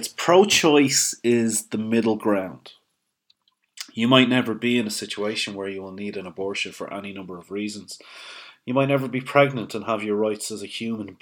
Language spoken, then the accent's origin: English; Ireland; as an Irish man